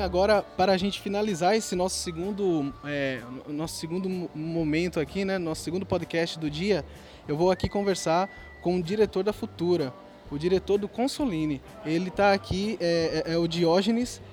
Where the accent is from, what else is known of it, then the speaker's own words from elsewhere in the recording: João Alfredo, Pernambuco, Brazil; como eu sou lá de João Fredo também